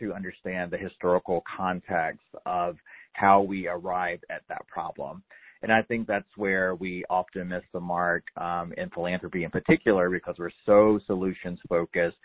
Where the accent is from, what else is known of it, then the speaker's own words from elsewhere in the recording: North Carolina, United States; I grew up in North Carolina in a very assimilated sort of way